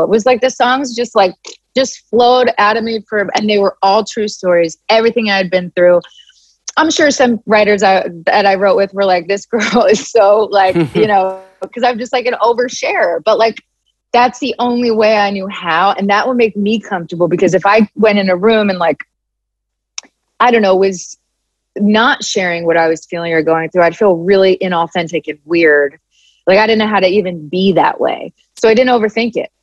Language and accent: English; Philadelphia, Pennsylvania, United States; I'm from Philly and I'm Italian